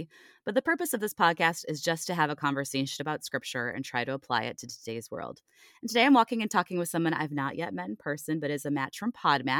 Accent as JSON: {"language": "English", "town": "Cleveland", "region": "Ohio", "country": "United States", "moved": "yes", "said": "we're from the same region of the U.S. initially. So I'm from Cleveland originally"}